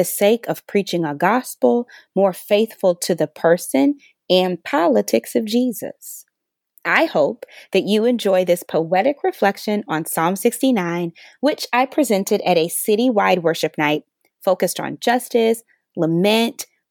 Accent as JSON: {"language": "English", "town": "St. Louis", "region": "Missouri", "country": "United States", "tie": "born or raised there", "said": "here in St. Louis, my hometown"}